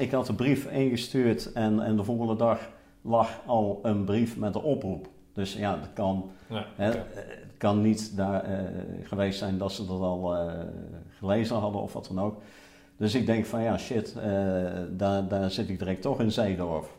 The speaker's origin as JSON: {"language": "Dutch", "town": "Roosendaal", "region": "North Brabant", "country": "Netherlands", "tie": "born or raised there", "also_born_or_lived": "Zevenaar", "said": "ik ben geboren in Zevenaar, maar eh, toen ik één jaar was, eh, is het eh, hele gezin verhuisd naar Roosendaal. En ik kwam in een nieuwbouwwijk van Roosendaal te wonen."}